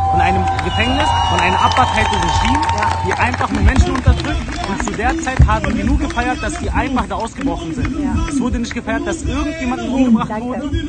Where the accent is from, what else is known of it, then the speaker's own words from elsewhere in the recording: Germany; Ich bin als Deutscher natürlich eher neutral.